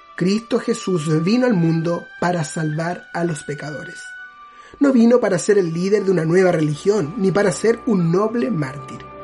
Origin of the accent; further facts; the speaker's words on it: Chile; Yo soy de Chile, originario.